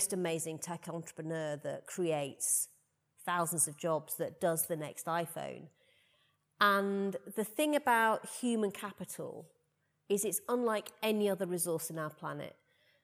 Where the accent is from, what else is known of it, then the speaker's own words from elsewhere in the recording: Rotherham, Yorkshire and the Humber, United Kingdom; moved away; also born or lived in Putney, London; growing up in Rotherham